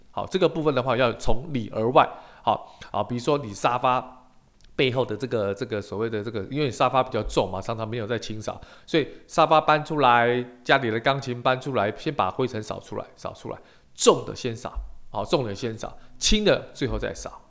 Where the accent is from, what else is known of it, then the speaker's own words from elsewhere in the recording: Taiwan; 我们台湾人很喜欢泡茶